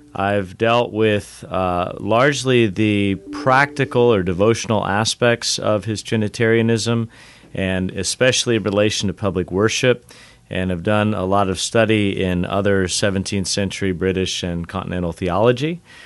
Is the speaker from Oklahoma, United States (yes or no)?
no; Southern California, United States; moved away as an adult; I grew up in Southern California